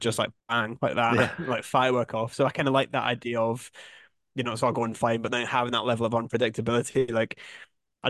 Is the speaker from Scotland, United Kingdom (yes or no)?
yes; Scotland, United Kingdom; accent: Scottish; moved away as an adult; also born or lived in Edinburgh; now in London, United Kingdom; back in Scotland, it's, you know, you're like everyone else